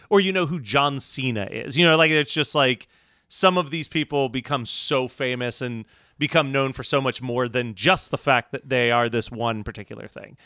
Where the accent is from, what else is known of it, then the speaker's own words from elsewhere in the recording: Philadelphia, Pennsylvania, United States; growing up in Philly